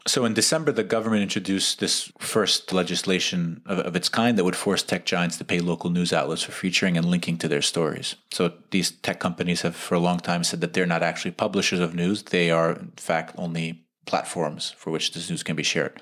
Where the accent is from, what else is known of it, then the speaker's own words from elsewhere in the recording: United States; moved away; as an American expat